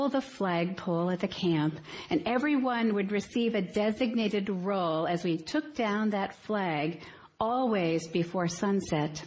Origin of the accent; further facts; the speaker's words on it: United States; also born or lived in South Korea